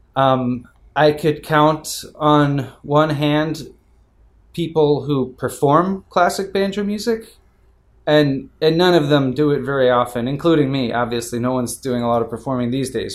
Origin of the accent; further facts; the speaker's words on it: Detroit, Michigan, United States; I'm born and raised in Detroit